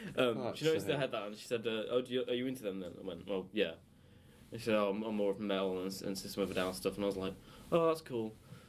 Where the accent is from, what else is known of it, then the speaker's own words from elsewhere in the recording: Solihull, West Midlands, United Kingdom; I say I'm from Birmingham, even though I'm not, because... Yeah, I say that. I say Solihull.